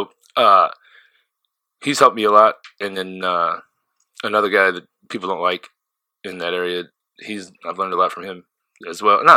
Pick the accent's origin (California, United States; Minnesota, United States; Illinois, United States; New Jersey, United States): Illinois, United States; Southern; moved away; I grew up in Southern Illinois, so I grew up in a town of 550 people